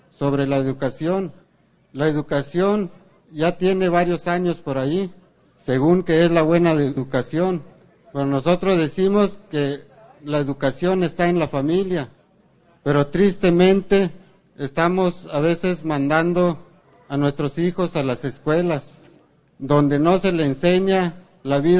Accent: Mexico; Todos los que estamos aquí, los que somos de México, nos acordaremos de los acuerdos de San Andrés.

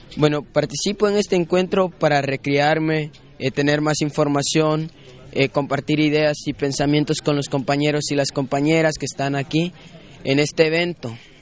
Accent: Guatemala; vengo de la cooperativa No Horizonte de Guatemala. Es una comunidad de exguerrilleros

